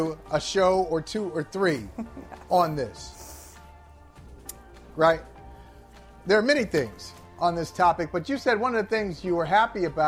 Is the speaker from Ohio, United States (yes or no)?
yes; Akron, Ohio, United States; born or raised there; moved away